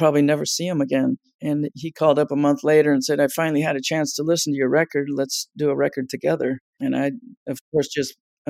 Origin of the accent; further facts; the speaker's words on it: California, United States; also born or lived in New York; I started at 8 and we moved to California when I was 9 from New York.